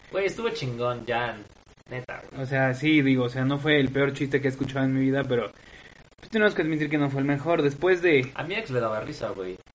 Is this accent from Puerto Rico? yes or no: no; Veracruz, Mexico; now in Puebla, Mexico; Bueno, digo, yo no comparto eso, yo soy de ciudad. Afortunadamente crecí en Veracruz, no en Oaxaca, sí, porque qué, gran cliché, ¿no? Un, poblano, un, jarocho y un oaxaqueño viviendo en Puebla.